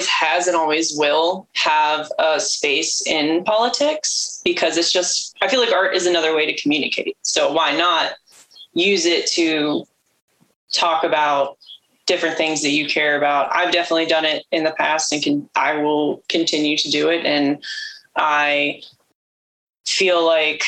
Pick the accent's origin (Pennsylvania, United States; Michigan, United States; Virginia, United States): Pennsylvania, United States; Pittsburgh; moved away as an adult; now in Baltimore, United States; I was born and raised around Pittsburgh area